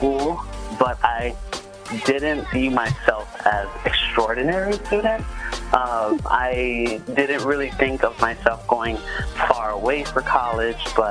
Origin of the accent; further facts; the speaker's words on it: New York City, New York, United States; moved away as an adult; also born or lived in Philadelphia, Pennsylvania / Ithaca, New York; I grew up in the Bronx, New York City